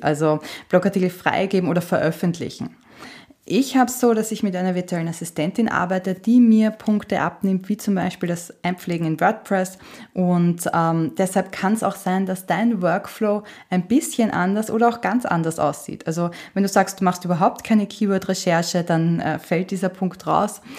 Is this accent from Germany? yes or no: no; Austria; Bei uns in Österreich sagt man Stricherliste